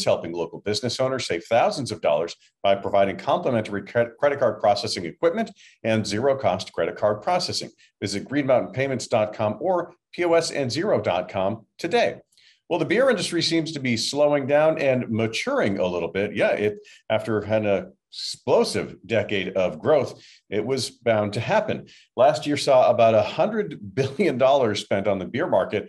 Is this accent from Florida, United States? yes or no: no; Vermont, United States; I was from Vermont